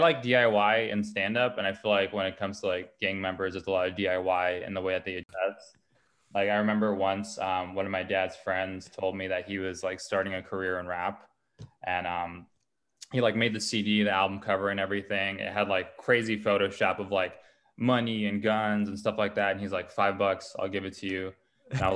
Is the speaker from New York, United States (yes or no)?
no; Los Angeles, California, United States; I grew up in Glassell Park, which is like Northeast Los Angeles area